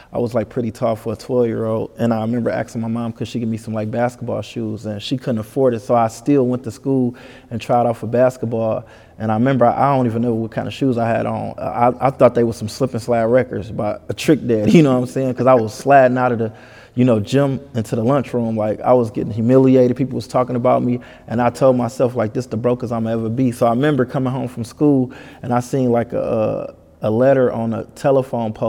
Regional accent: Detroit, Michigan, United States; I'm from the east side, 7 Mile

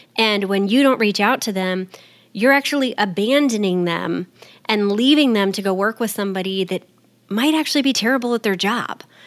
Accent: Texas, United States; I'm from Texas.

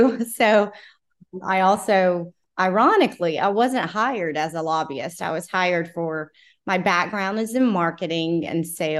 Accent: South Carolina, United States; also born or lived in Washington, United States; Yes. So, I was born in South Carolina, and then, I've lived in DC before, but been in South Carolina for over 20 years.

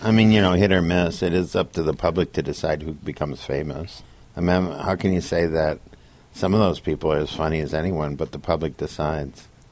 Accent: Minnesota, United States; moved away; also born or lived in Connecticut; I'm a Democrat from Minnesota

